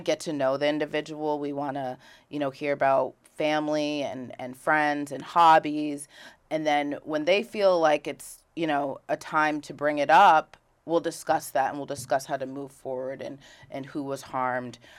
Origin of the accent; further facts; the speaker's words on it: Rutland, Vermont, United States; also born or lived in Philadelphia; I was raised in Rutland City, Vermont.